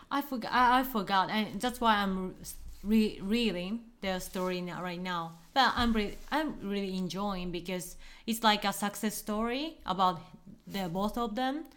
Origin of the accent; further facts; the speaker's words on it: Fukuoka, Japan; I'm from Fukuoka.